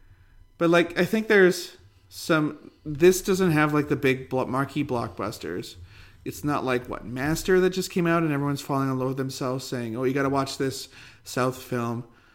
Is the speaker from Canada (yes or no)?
yes; Western Canada, Canada; accent: Western Canadian; We've been masking our Western Canadianness the whole time.